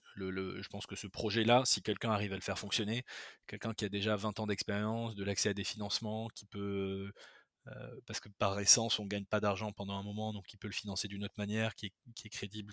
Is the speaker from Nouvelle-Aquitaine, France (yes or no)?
yes; Bordeaux, Nouvelle-Aquitaine, France; moved away as an adult; also born or lived in Madagascar / Toulouse / Paris; je suis né à Bordeaux, j'ai grandi une partie de ma vie à Bordeaux. Ensuite, j'ai vécu à Madagascar quand j'étais petit, de 4 à 8 ans.